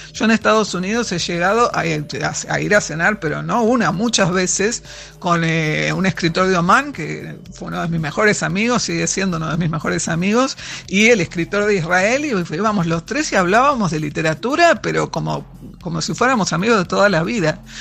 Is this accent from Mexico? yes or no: no; Buenos Aires, Argentina; yo soy porteña de pura cepa